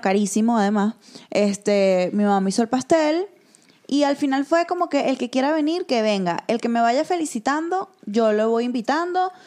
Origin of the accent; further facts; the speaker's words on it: Venezuela; nosotras, que somos venezolanas